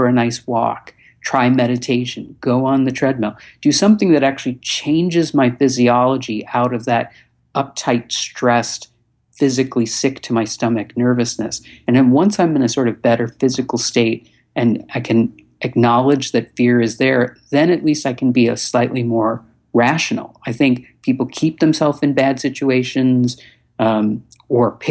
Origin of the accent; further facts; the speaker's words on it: Chicago, Illinois, United States; moved away; also born or lived in Los Angeles; from a young age in Chicago growing up in the 70s